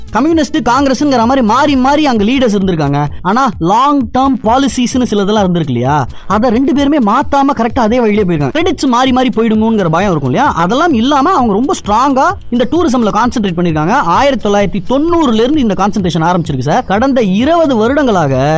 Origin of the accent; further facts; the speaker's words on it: India; இந்தியாவில பிறந்தேன்